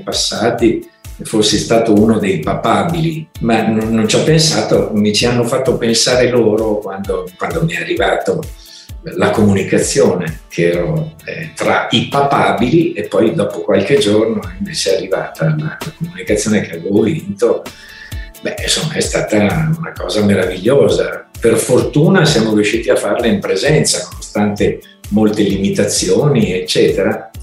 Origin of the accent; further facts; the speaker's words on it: Milan, Lombardy, Italy; sono di Milano